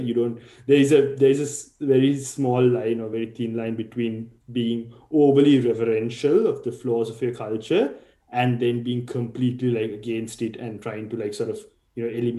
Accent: Sri Lanka; now in Australia; if I grew up the way I did, which is in Sri Lanka, versus if I grew up here in Australia.

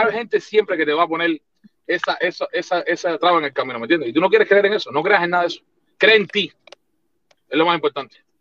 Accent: Cuba; moved away as an adult; now in United States

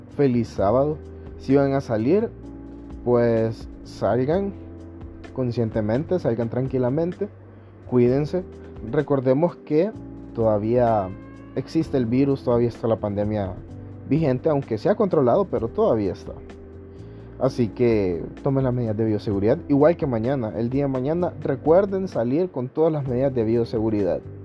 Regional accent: Honduras; todo el pueblo hondureño

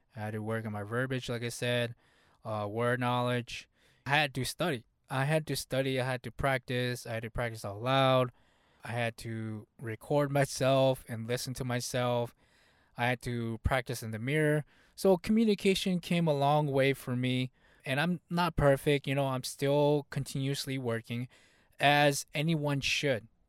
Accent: United States; first language Hmong; English is a second language; Even though I was born in the U S here, my family was not born in the U S here. So, English was kind of like my second language. Hmong was my first language.

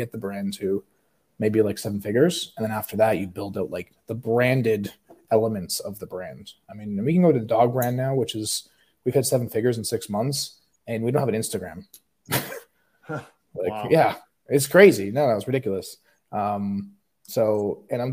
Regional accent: Toronto, Ontario, Canada; now in Scottsdale, United States; I'm originally from Canada

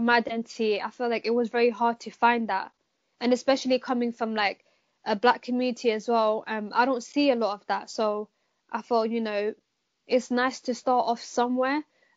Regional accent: Amsterdam, North Holland, Netherlands; now in London, United Kingdom; me being born and raised in Amsterdam

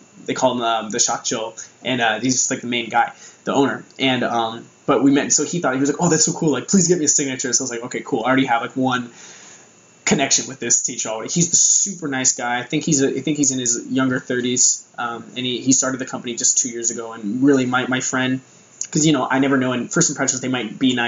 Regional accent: United States; moved away as an adult; now in Japan; I'm from America

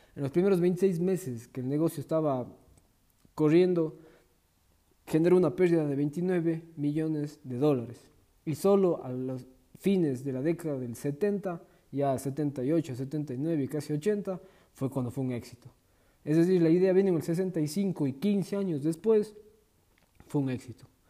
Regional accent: Ecuador; De momento estoy en mi país, en Ecuador

